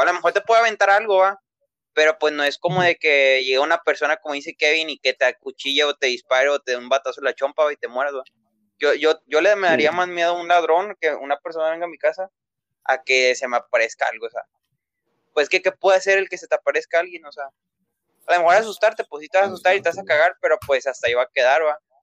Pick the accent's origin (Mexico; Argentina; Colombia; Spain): Mexico; aquí en México, porque somos de México